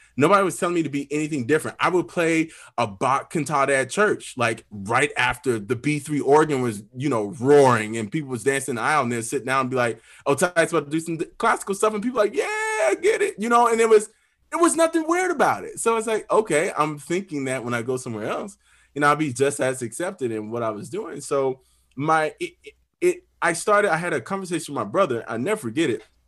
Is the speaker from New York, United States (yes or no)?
no; Pensacola, Florida, United States; now in Nashville, United States; I'm from Pensacola, Florida. Uh, I'm the youngest of six kids, very musical family. Uh, grew up pastor's kid